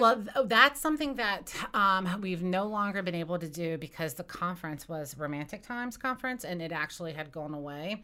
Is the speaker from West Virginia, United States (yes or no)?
yes; West Virginia, United States; I grew up in West Virginia and I've lived there, um, you know, my entire life